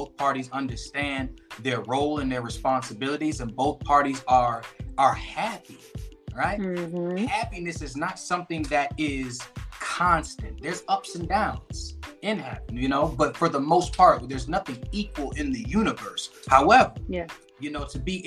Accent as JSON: {"language": "English", "town": "Aurora", "region": "Illinois", "country": "United States", "tie": "born or raised there", "also_born_or_lived": "Chicago, Illinois", "moved": "yes", "lives_now": "Phoenix, Arizona, United States", "said": "my original place of birth is Aurora, Illinois. So I always try to big up my hometown, big ups to Aurora, Illinois."}